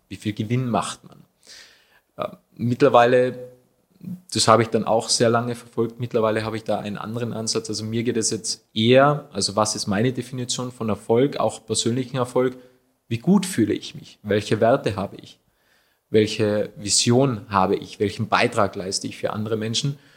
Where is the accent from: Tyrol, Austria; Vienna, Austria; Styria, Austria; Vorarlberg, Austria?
Tyrol, Austria; Achensee; Woher komme ich? Ursprünglich vom Aachensee.